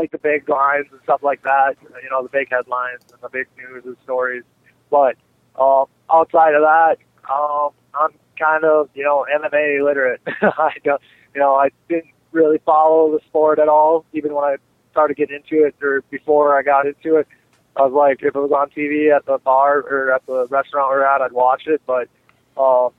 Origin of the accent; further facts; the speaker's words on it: United States; only an hour and a half away from my hometown.